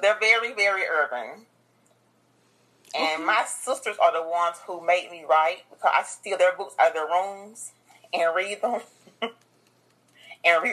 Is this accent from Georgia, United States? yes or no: yes; Dublin, Georgia, United States; That's my hometown, Dublin, Georgia